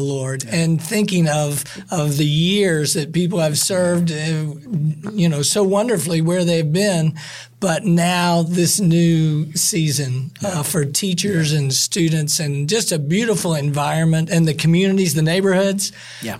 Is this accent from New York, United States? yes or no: no; Southern Ohio, United States; moved away as an adult; also born or lived in Michigan / Mississippi; My wife and I both grew up in, in Southern Ohio